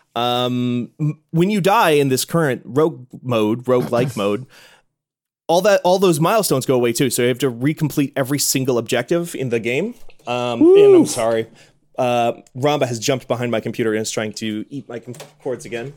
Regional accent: Midwest, United States; I grew up in the Midwest

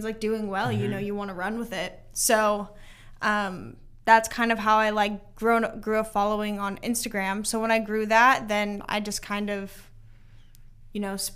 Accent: Nashville, Tennessee, United States; I'm from Nashville

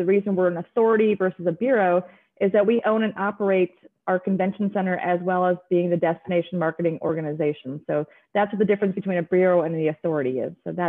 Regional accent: Minnesota, United States; moved away as an adult; now in Las Vegas, United States; I've been in Las Vegas for 20 years. I am born and raised in Minnesota

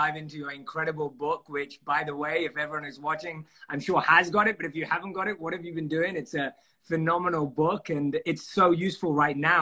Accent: London, United Kingdom; I was born and raised in London.

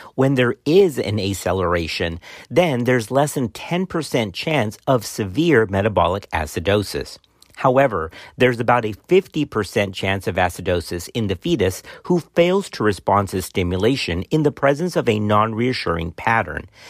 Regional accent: Texas, United States; accent: Texan; my Texan accent in the middle of my Hispanic background

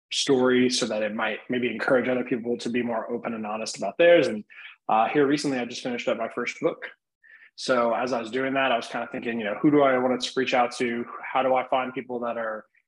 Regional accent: Midwest, United States; I grew up in the Midwest

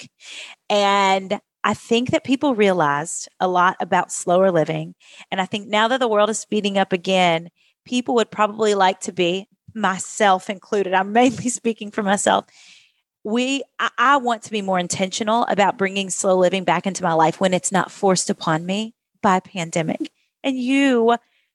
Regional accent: Kentucky, United States; accent: Kentucky; where I grew up in Kentucky

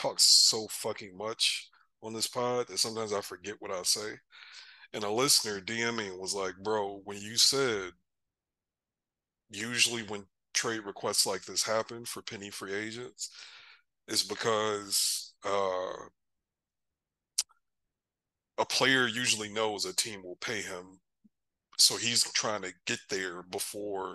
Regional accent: College Station, Texas, United States; also born or lived in Michigan; I grew up in Bryan-College Station, Texas

